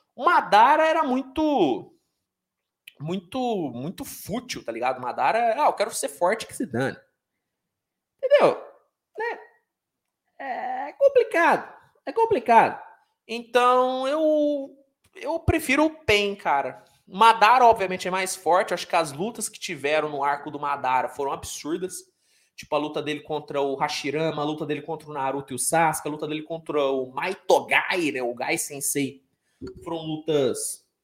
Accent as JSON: {"language": "Portuguese", "town": "Uberaba", "region": "Minas Gerais", "country": "Brazil", "said": "Eu sou de Uberaba, Uberaba, Minas Gerais"}